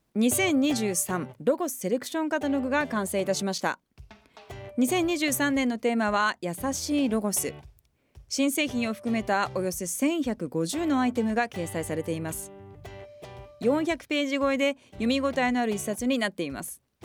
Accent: Okayama, Japan; 私地元岡山なんで

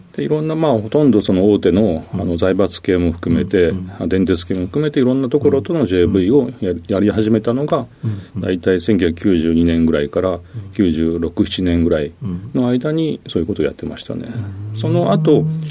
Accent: Kitakyushu, Fukuoka, Japan; 福岡県の北九州市、えー、小倉南区です

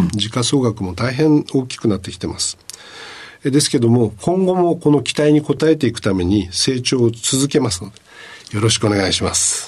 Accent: Sasebo, Nagasaki, Japan; 長崎県の佐世保市になります

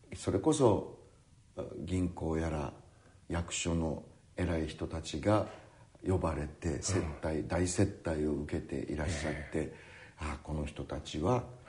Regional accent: Kagoshima, Japan; 私が生まれ育った鹿児島の市内は

